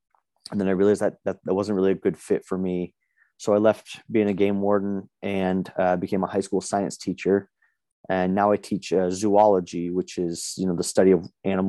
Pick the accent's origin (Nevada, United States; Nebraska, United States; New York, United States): Nevada, United States; Las Vegas; now in Boise, United States; I live in Boise, Idaho now, but I was born and raised in Las Vegas and kind of like the inner cities of Las Vegas.